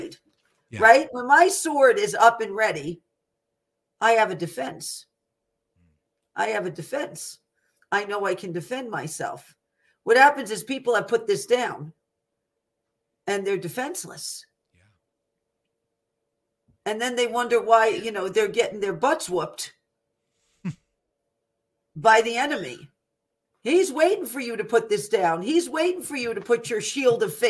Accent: United States; as an American

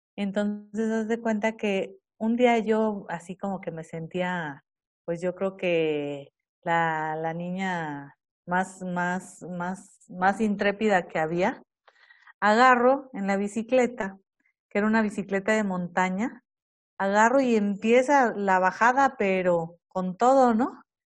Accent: Matehuala, San Luis Potosí, Mexico; yo soy de Matehuala

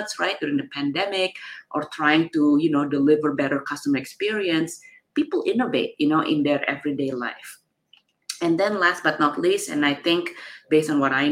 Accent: Jakarta, Indonesia; now in San Francisco, United States; I was from Jakarta, Indonesia. I, you know, was born and grew up in Indonesia.

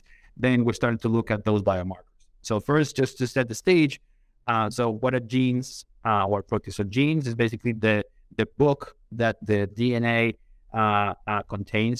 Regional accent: Colombia; moved away as an adult; now in United States; born and raised in Colombia, came to the United States

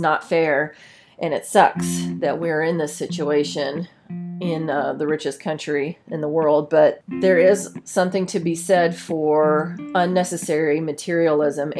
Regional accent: Ohio, United States; moved away as an adult; also born or lived in Paterson, New Jersey; I was from Ohio and my family owned a car dealership

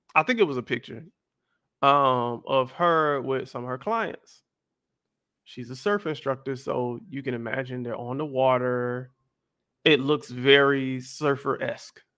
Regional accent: the South, United States; I grew up in the South, y'all, and I grew up in a very churchy home.

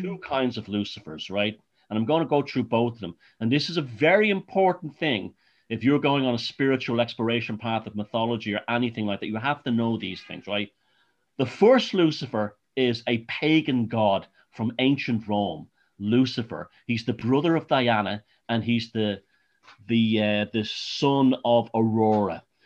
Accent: Ireland; I was born in Ireland

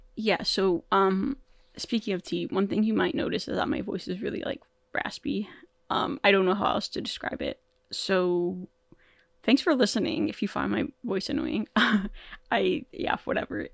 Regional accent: Toronto, Ontario, Canada; I'm from Toronto

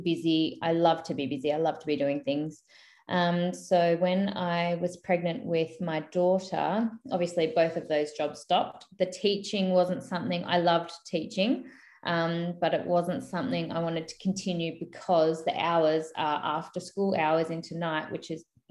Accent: Queensland, Australia; moved away as an adult; now in Mount Gambier, Australia; I grew up in Queensland. When I moved here, I was 18.

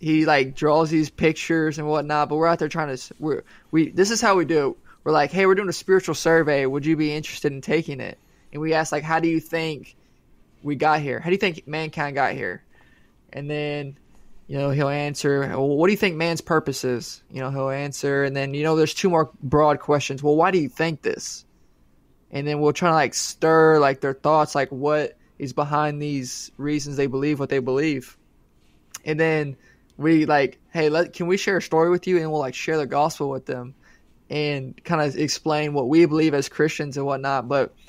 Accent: Poth, Texas, United States; I guess this predetermined notion in my head came from growing up in Poth.

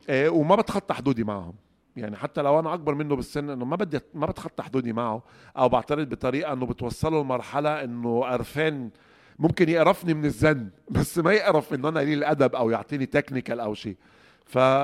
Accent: Egypt; عندنا في مصر

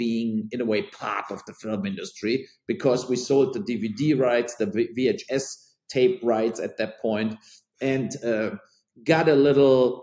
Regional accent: near Cologne, North Rhine-Westphalia, Germany; And then I started in Cologne, what is close to my hometown

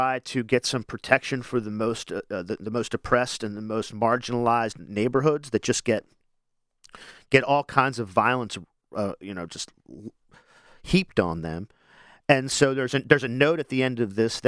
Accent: Wilmington, Delaware, United States; I'm from Wilmington originally as well. And it's such a small city that I feel like everybody's my neighbor

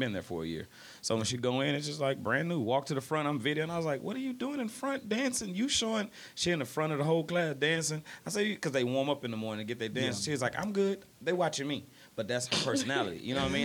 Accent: Midland-Odessa, Texas, United States; I moved from Midland, Odessa. I was born here, moved to Midland, Odessa, moved back

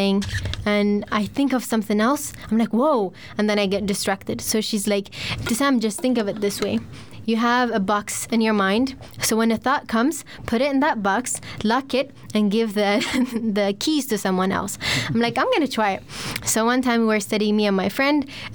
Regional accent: Stockholm, Stockholm County, Sweden; also born or lived in Växjö; I'm from Stockholm

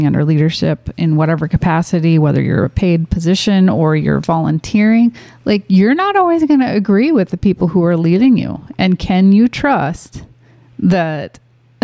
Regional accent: Minnesota, United States; moved away; also born or lived in Michigan; which felt closer to home for me because I grew up in Minnesota

